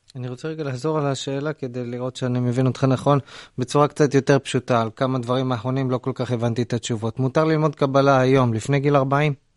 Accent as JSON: {"language": "Hebrew", "country": "Israel", "said": "אני מושבניק"}